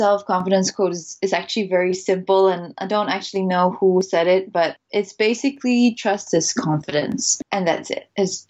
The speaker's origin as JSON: {"language": "English", "country": "Singapore", "tie": "born or raised there", "also_born_or_lived": "Netherlands", "said": "I'm Singaporean. My mom is Singaporean, but my dad is Dutch. So I grew up half in Singapore and half in the Netherlands. Up until I was 7, I was in Singapore."}